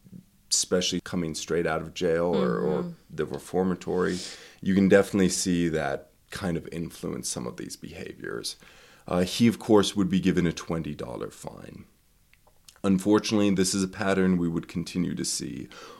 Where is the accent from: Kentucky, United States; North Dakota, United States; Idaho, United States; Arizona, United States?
Idaho, United States; East Idaho.